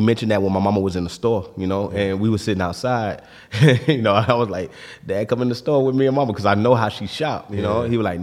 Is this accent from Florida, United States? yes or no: yes; Florida, United States; I'm from Florida